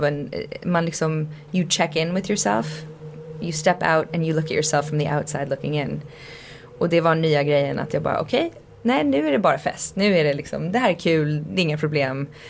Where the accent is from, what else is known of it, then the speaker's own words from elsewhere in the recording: Canada; jag växte upp i Kanada.